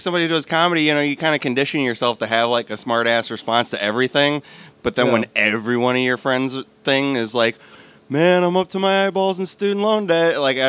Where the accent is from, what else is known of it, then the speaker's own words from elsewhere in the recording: Chicago, Illinois, United States; I'm from Chicago